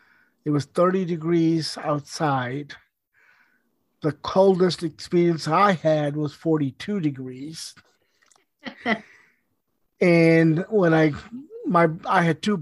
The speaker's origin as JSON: {"language": "English", "country": "India", "tie": "born or raised there", "also_born_or_lived": "Pakistan", "lives_now": "United States", "said": "I can understand growing up in India and Pakistan, where we didn't waste anything."}